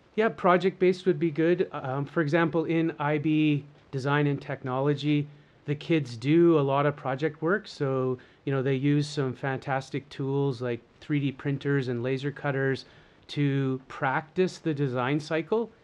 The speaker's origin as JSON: {"language": "English", "country": "Canada", "tie": "born or raised there", "said": "So, I'm Canadian. I was born and raised, of course, in lovely, slightly COVID-free Canada."}